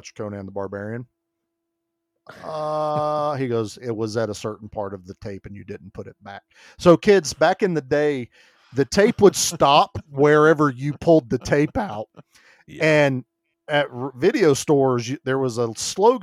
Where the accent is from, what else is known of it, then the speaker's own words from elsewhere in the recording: the Bible Belt, United States; I was raised in the Bible Belt.